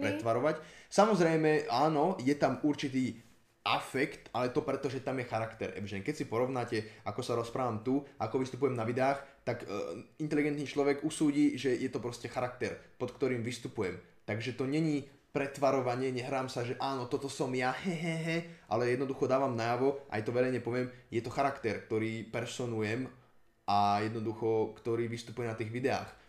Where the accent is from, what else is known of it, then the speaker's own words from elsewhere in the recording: Slovakia; to, že som sa narodil na Slovensku, sa nepovažujem za Slováka. Dobre, narodil som sa tu